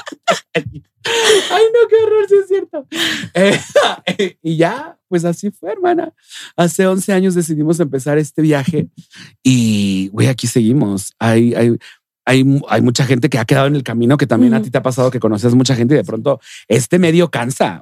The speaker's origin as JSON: {"language": "Spanish", "region": "Mexico City", "country": "Mexico", "tie": "born or raised there", "said": "yo nací aquí en la Ciudad de México, Yo nací aquí, oriunda de la CDMX."}